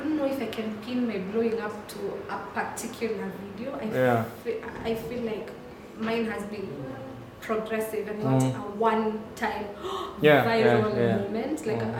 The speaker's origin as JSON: {"language": "English", "country": "Kenya", "said": "I found myself gravitating towards issues that I found annoying as a Kenyan."}